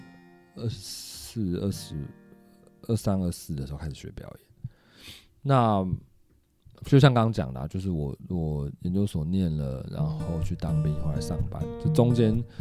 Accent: Taipei, Taiwan; 我是台北人，

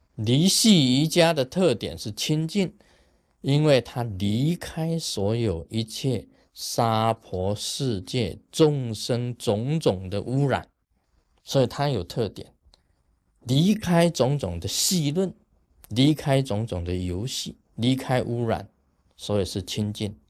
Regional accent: Taiwan; 我们台湾话讲下消啊，下消

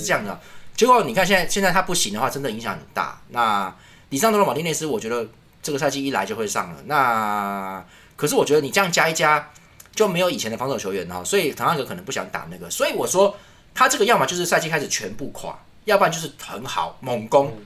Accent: Taiwan; 我们是台湾人

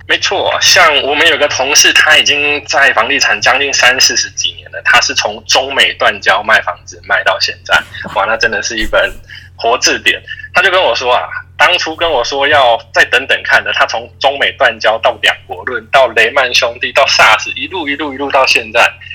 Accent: Taiwan; 我们台湾人

